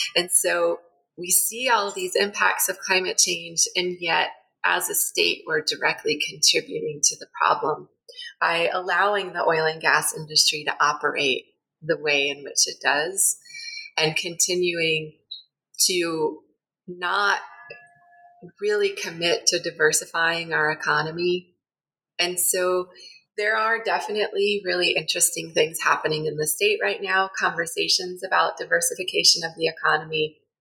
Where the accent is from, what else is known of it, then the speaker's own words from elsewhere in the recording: Connecticut, United States; moved away as an adult; also born or lived in Virginia; now in New Mexico, United States; I grew up in Connecticut, went to school in Virginia, and came out here in my early 20s